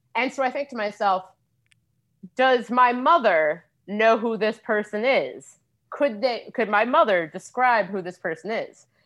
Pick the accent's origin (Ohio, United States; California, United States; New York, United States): Ohio, United States; Cincinnati; now in Washington, D.C., United States; I grew up in Cincinnati